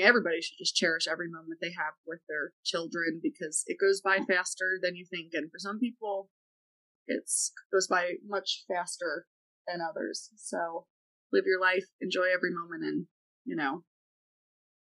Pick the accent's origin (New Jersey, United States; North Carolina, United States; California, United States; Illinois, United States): New Jersey, United States; Atlantic City; moved away; I actually grew up in New Jersey, and I was born and raised in Atlantic City.